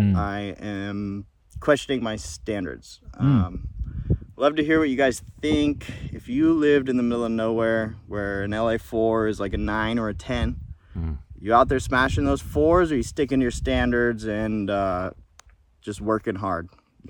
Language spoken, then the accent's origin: English; Laguna Hills, California, United States; I'm originally from Orange County. Shout out Laguna Hills.